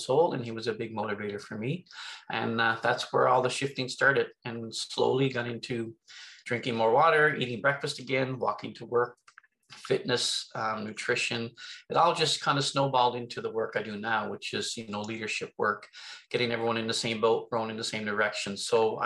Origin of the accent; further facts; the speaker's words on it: Newfoundland and Labrador, Canada; I'm originally from Newfoundland.